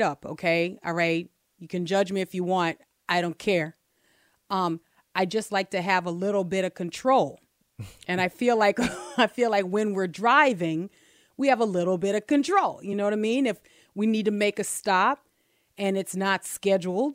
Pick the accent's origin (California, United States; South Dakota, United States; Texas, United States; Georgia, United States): Texas, United States; I'm from Texas.